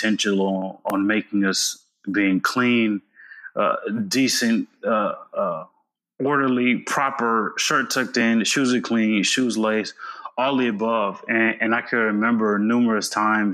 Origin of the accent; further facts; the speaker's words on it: United States; I was born in the United States